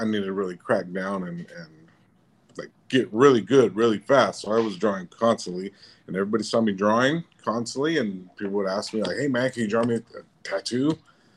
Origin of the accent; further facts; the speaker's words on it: Fresno, California, United States; moved away as an adult; also born or lived in Bay Area, California; now in Portland, United States; I was born and raised in Fresno, California